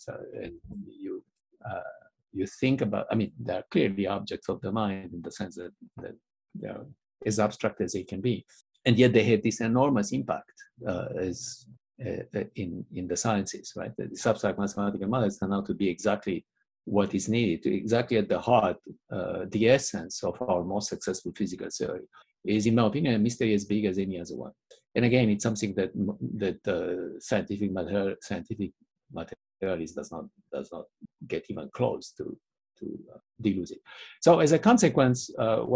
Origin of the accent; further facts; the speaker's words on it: Romania; my growing up in Romania